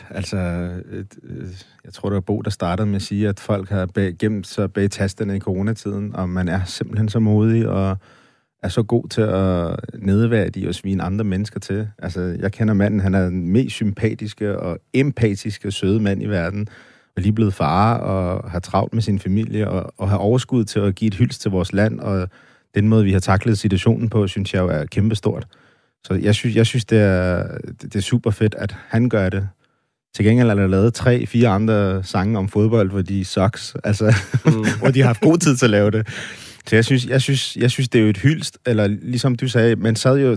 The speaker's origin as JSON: {"language": "Danish", "country": "Denmark", "said": "Danmark er mit hjemland, og jeg er dansker og stolt af det."}